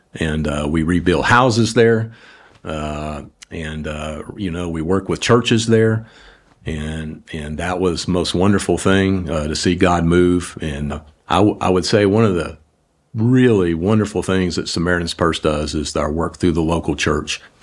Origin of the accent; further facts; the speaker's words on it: New Orleans, Louisiana, United States; moved away; I grew up in New Orleans.